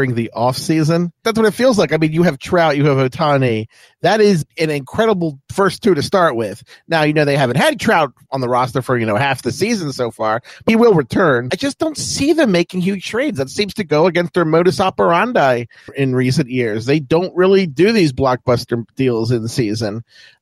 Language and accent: English; Baltimore, Maryland, United States; I'm from Baltimore